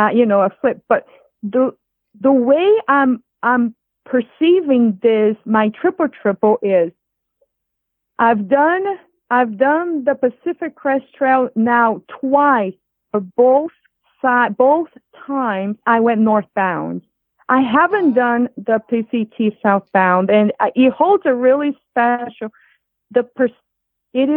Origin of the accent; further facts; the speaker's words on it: Rio de Janeiro, Brazil; English is a second language; moved away as an adult; also born or lived in Boston, United States; now in United States; I grew up in Rio de Janeiro